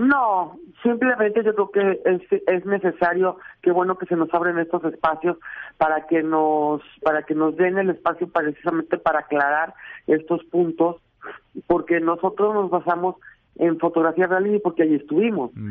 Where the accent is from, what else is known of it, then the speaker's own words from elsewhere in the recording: Mexico; somos ante todo mexicanos